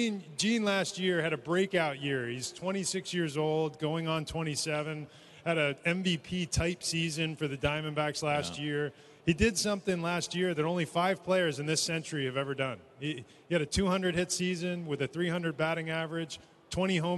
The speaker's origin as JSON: {"language": "English", "region": "Northeast", "country": "United States", "tie": "born or raised there", "said": "I grew up in the Northeast"}